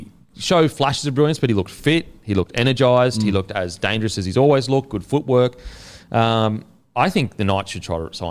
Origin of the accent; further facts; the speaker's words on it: Queensland, Australia; we're Queenslanders. Being a Queenslander is above everything